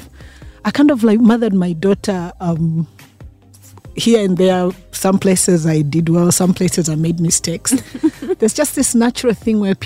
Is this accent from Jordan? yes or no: no; Tanzania; I come from Tanzania